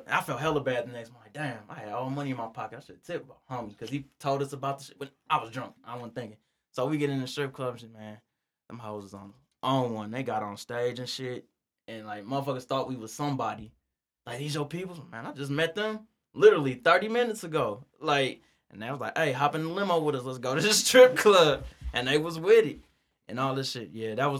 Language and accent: English; Albuquerque, New Mexico, United States; I'm from Albuquerque. You don't know me.